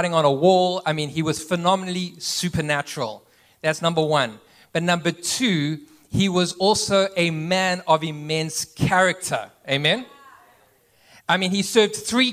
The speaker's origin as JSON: {"language": "English", "region": "east coast", "country": "South Africa", "tie": "born or raised there", "also_born_or_lived": "Cape Town, South Africa", "moved": "as an adult", "lives_now": "United States", "said": "I actually grew up on the east coast of South Africa."}